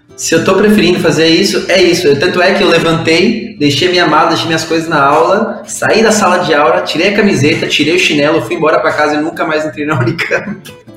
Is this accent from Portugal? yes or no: no; Mexico; Portuguese is a second language; now in São Paulo, Brazil; eu sou mexicano, moro em São Paulo